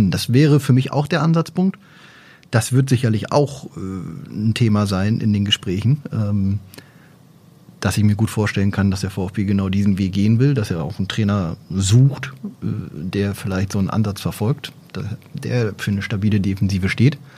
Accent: Oldenburg, Lower Saxony, Germany; Also da kann man doch als Oldenburger mal Gas geben.

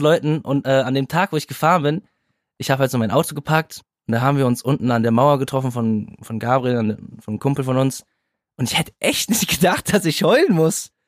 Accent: Kaarst, North Rhine-Westphalia, Germany; now in Berlin, Germany; wir kommen aus Karst, aus NRW, beide aus derselben Stadt, selbe Schule

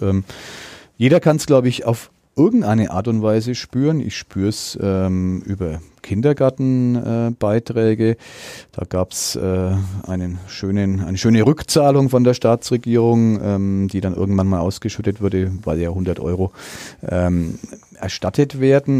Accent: Middle Franconia, Bavaria, Germany; hier bei uns in Mittelfranken

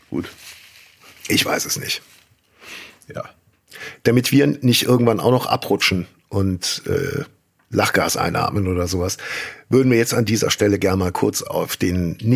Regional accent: Rhineland, Germany; wie man bei uns im Rheinland sagt.

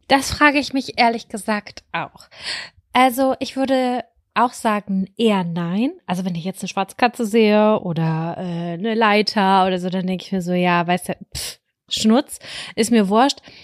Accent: Lübbecke, North Rhine-Westphalia, Germany; bei uns in Lübbecke 3232 Lübbecke

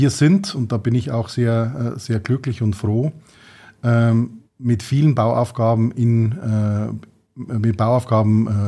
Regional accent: Tirschenreuth, Bavaria, Germany; born there; Wir sind gebürtig in Tirschenreuth, sowohl mhm. mein Bruder als auch ich.

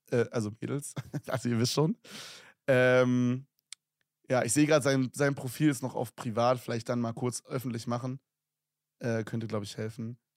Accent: Switzerland; born there; ich bin 17 Jahre jung, bin 1,72 groß und bin geboren in der Schweiz

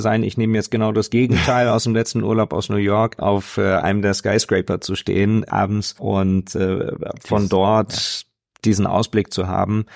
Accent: Hanover, Lower Saxony, Germany; ich bin in der Kirche aufgewachsen, ähm, in, in einer ganz äh, tollen evangelischen Gemeinde, ähm, wo wirklich äh, damals in Hannover

